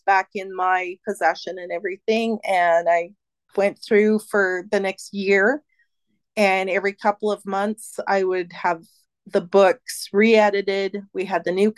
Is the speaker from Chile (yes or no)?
no; Canada; as a Canadian author